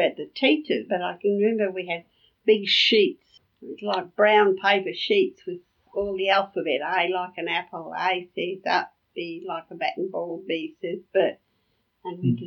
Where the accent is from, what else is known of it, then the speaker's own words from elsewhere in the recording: Brisbane, Queensland, Australia; growing up in that house at Yeronga